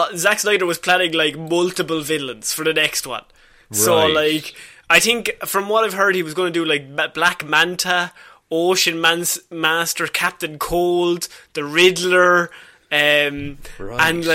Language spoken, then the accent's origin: English; Ireland